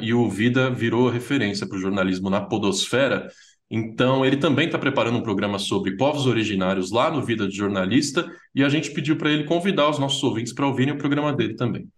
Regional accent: São Paulo, Brazil; eu sou de São Paulo

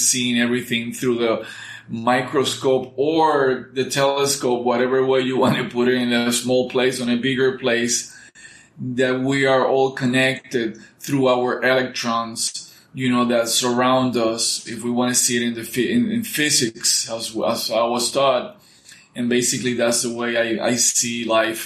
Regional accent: Puerto Rico; English is a second language; we used to go to a place called Pine Grove in Puerto Rico.

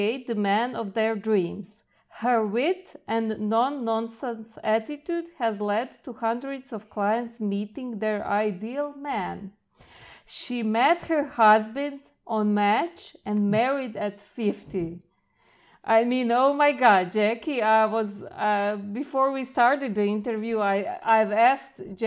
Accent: Croatia; I come from Croatia

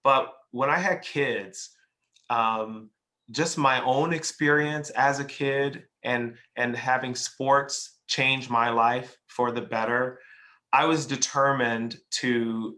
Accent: Chicago, Illinois, United States; moved away as an adult; now in Atlanta, United States; I grew up in Chicago. I actually left in 2005. We moved to Atlanta

